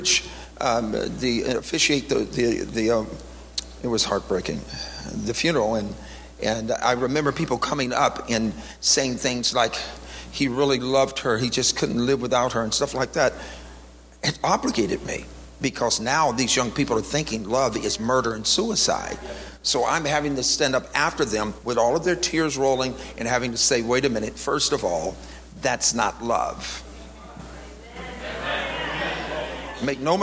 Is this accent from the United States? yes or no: yes; the South, United States; I was born in the South